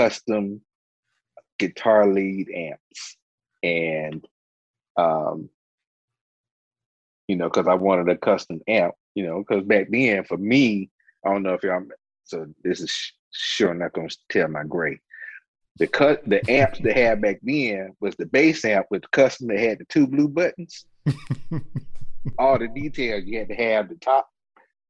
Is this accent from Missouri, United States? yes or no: no; Rocky Mount, North Carolina, United States; I am from Rocky Mount, North Carolina, born and raised.